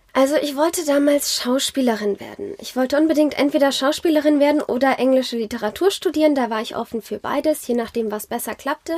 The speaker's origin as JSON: {"language": "German", "town": "Zornheim", "region": "Rhineland-Palatinate", "country": "Germany", "tie": "born or raised there", "also_born_or_lived": "France / South Africa / Geisenheim", "said": "ich bin in Rheinhessen groß geworden. Ich bin in Zornheim aufgewachsen"}